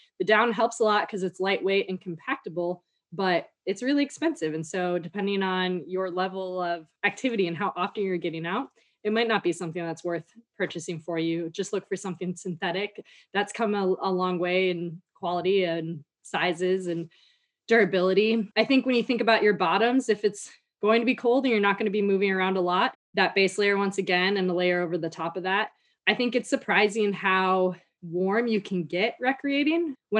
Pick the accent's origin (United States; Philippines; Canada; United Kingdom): United States; Midwest; Growing up in the Midwest, never wore a hat unless I was like going sledding for hours.